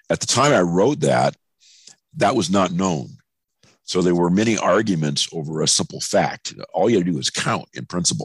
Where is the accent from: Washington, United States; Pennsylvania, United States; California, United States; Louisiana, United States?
California, United States; National City; moved away; also born or lived in San Francisco / North Dakota; I was born in San Francisco, but I grew up in National City, California, which is just south of San Diego